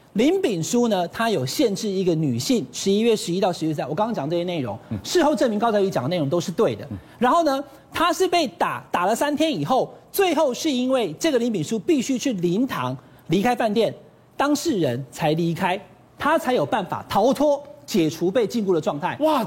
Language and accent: Chinese; Taiwan; 我们台湾人的习俗